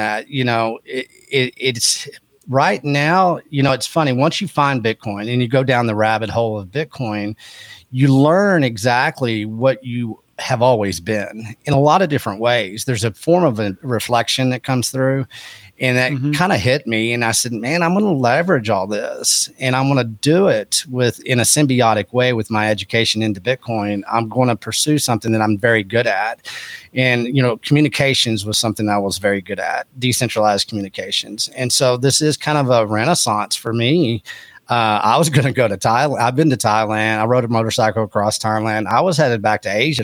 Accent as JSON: {"language": "English", "region": "Texas Panhandle", "country": "United States", "tie": "born or raised there", "also_born_or_lived": "Austin, Texas", "said": "where I was raised was up in the Texas Panhandle, which is agriculture and ranching"}